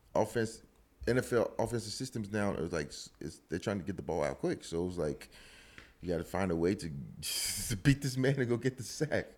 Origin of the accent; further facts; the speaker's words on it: Huntsville, Alabama, United States; moved away as an adult; also born or lived in Louisville, Kentucky / Houston, Texas; now in Katy, Texas, United States; growing up in Alabama